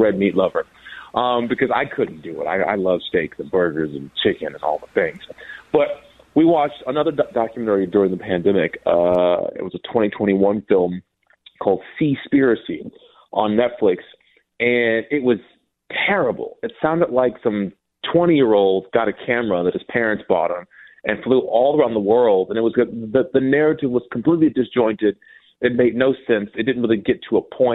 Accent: Minnesota, United States; I was raised in Minnesota

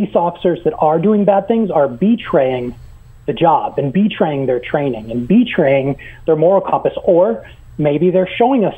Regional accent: Northern New York, United States; moved away as an adult; also born or lived in Buffalo, New York / Atlanta, Georgia / Dublin, Ireland; I'm originally from Northern New York

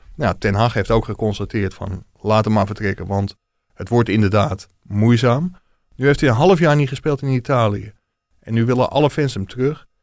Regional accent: Ilpendam, North Holland, Netherlands; ik kom uit Ilpendam, met, dat is een dorpje met heel veel Ajax-supporters

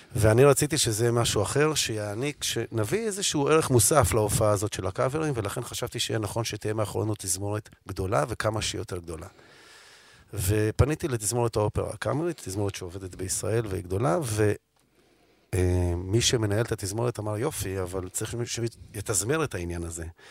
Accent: Tel Aviv, Tel Aviv District, Israel; אני גדלתי בתל אביב, נולדתי בתל אביב, אני דור שני לתל אביבים

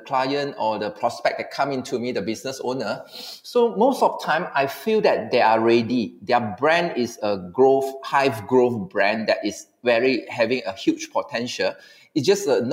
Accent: Malaysia; as a Malaysian

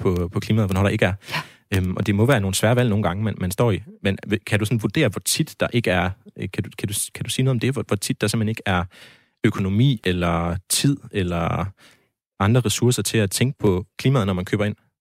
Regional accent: Denmark; jeg som øh, dansker

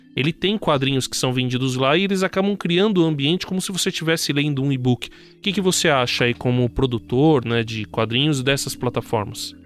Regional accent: ABC Paulista, São Paulo, Brazil; como eu sou do ABC, eu lembro, a gente tinha a Gibiteca, ou tem ainda a Gibiteca, em Santo André e em São Sim. Bernardo

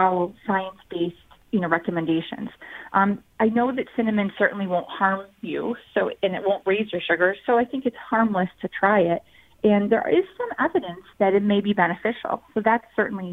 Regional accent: Syracuse, New York, United States; also born or lived in Boston, Massachusetts; I am originally from Syracuse, New York, and I've lived in the upstate New York area for my entire, you know, career in life, except for those few years in Boston, Massachusetts

